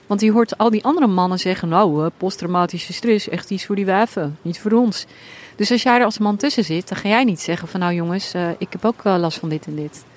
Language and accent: Dutch; Netherlands; ik ben opgegroeid in Nederland